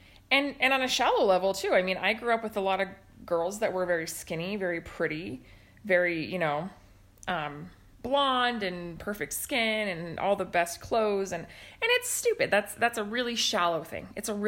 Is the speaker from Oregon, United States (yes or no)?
yes; Lake Oswego, Oregon, United States; moved away; So I grew up in Lake Oswego, Oregon, which is a suburb of Portland. Mostly white people, maybe like two Asians and one black person, two on a crazy day.